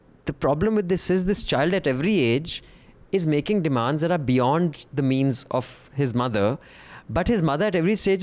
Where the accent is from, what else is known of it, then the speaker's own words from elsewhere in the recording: India; a child growing up in India